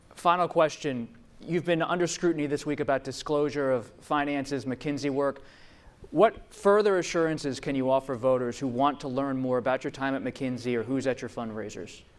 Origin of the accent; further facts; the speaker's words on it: Pennsylvania, United States; my home state, Pennsylvania